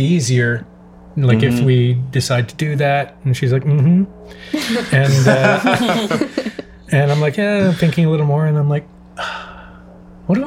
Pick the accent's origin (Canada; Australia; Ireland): Canada; Montreal, Quebec; moved away as an adult; also born or lived in Toronto; now in Los Angeles, United States; I'm from Montreal.